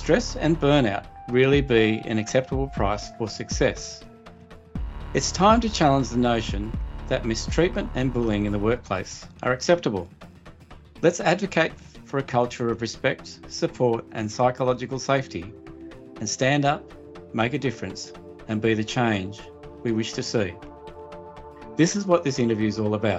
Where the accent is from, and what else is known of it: Australia; born or raised there